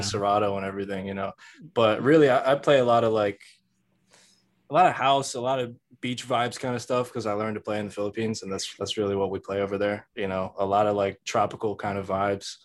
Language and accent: English; New Jersey, United States; I'm from Jersey